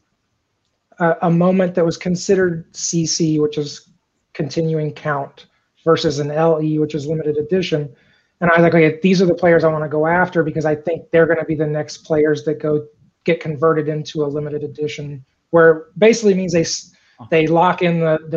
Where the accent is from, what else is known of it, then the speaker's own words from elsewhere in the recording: East Central Illinois, United States; I grew up in East Central Illinois.